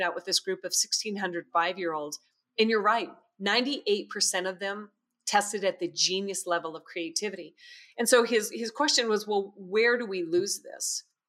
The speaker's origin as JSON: {"language": "English", "country": "United States", "said": "as typical American family and American teenagers"}